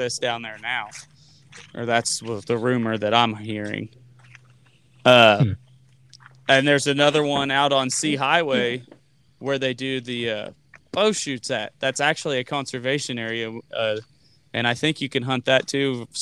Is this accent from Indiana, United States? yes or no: no; Lebanon, Missouri, United States; I'm from Lebanon too